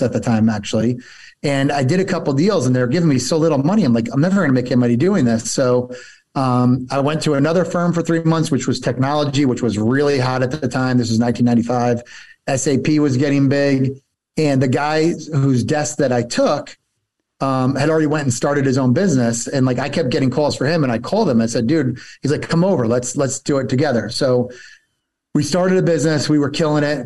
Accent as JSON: {"language": "English", "region": "New Jersey", "country": "United States", "tie": "born or raised there", "also_born_or_lived": "Rochester, New York / Atlanta, Georgia", "moved": "as an adult", "said": "I grew up in New Jersey"}